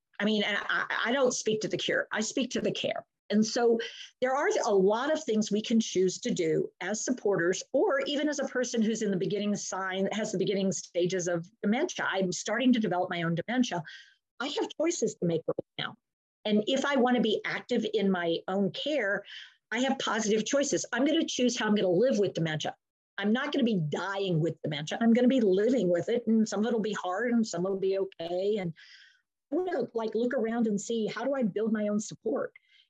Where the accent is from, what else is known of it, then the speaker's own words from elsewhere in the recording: Efland, North Carolina, United States; I'm from Eflin, North Carolina, and you're from?